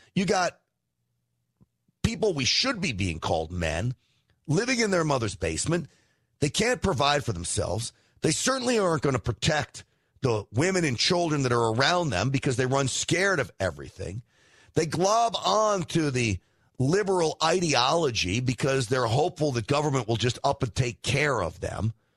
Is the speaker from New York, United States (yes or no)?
yes; New York, United States; I grew up in New York